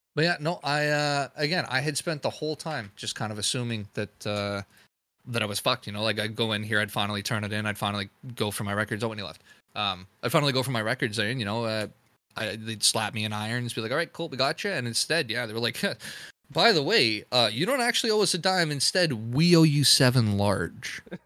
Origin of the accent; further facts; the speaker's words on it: Canada; as a Canadian